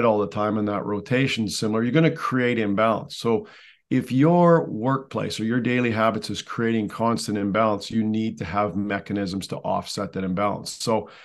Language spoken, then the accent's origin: English; Canada; I'm a Canadian, so hockey was first. It has to be by law up here.